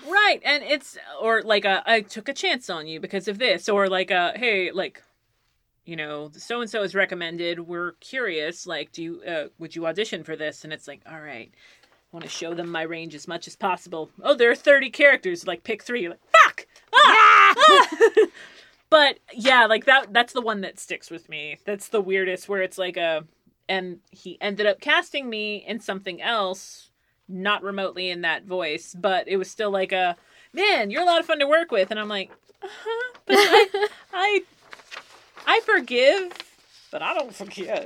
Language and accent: English; Philadelphia, Pennsylvania, United States; I'm from I'm from Pennsylvania too